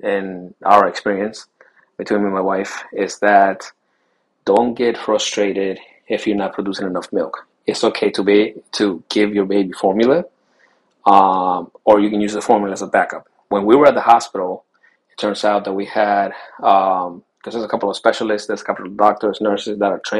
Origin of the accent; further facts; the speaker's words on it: Chile; Taita is a Chilean term, because I was born in Chile, South America.